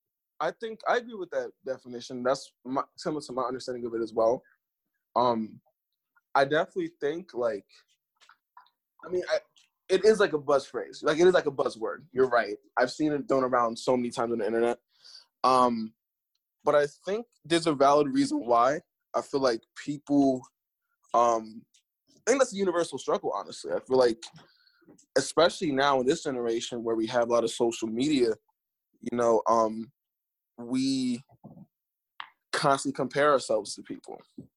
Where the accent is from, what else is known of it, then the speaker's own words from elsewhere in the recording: New York, United States; born there; now in Philadelphia, United States; I live in Philadelphia, but I was born in New York, so I never really felt like a true New Yorker, but I never felt like a Philadelphian either.